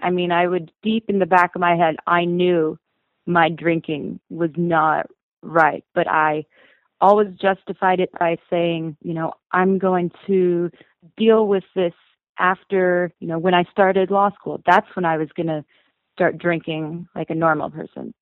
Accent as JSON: {"language": "English", "town": "Bozeman", "region": "Montana", "country": "United States", "tie": "born or raised there", "said": "being born and raised in Bozeman, I know every nook and cranny of this town"}